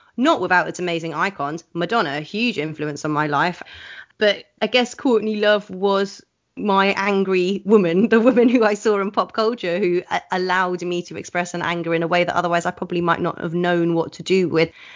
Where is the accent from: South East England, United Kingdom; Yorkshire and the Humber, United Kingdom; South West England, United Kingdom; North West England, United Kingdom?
South East England, United Kingdom; Oxford; I grew up in Oxford, which has a great musical subculture